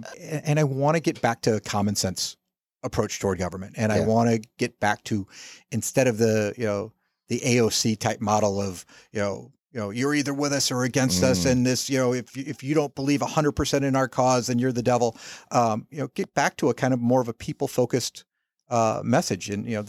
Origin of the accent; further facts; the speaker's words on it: the South, United States; I'm from the South.